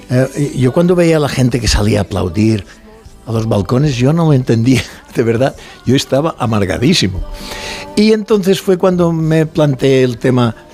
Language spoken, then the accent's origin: Spanish; Mallorca, Balearic Islands, Spain; accent: Mallorcan; No, no, soy de Mallorca